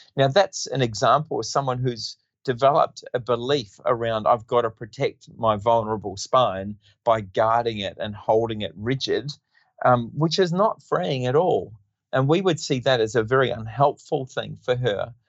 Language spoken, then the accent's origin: English; New Zealand; moved away as an adult; also born or lived in Western Australia; now in Perth, Australia; I grew up in New Zealand and um, I did my basic training in physiotherapy in New Zealand